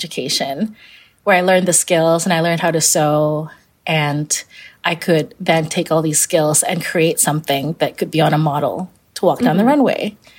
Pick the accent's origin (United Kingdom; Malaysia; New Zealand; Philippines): Malaysia; Kuala Lumpur; born or raised there